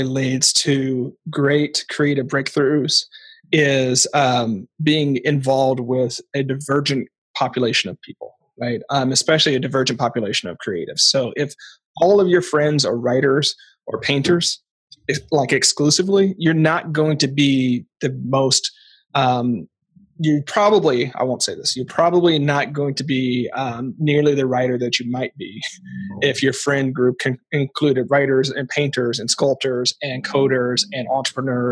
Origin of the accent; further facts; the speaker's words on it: Portland, United States; I'm from Portland